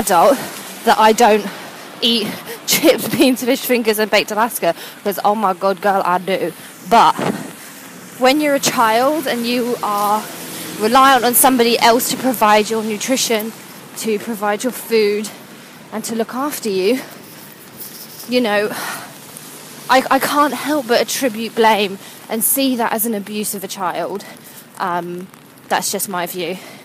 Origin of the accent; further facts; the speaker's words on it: United Kingdom; now in London, United Kingdom; being British